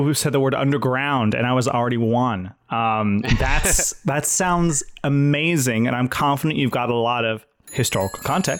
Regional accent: Fresno, California, United States; Fresno is in the Central Valley of California. It's where actually my hometown is

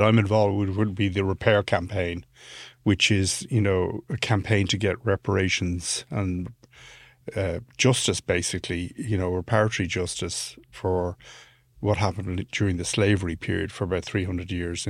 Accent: Ireland; this is not an anti-British thing, being an Irish guy.

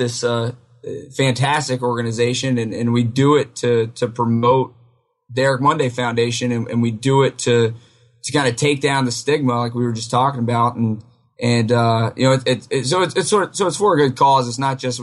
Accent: Wilmington, North Carolina, United States; moved away as an adult; now in Virginia, United States; originally from Wilmington, North Carolina, so not a Virginia native

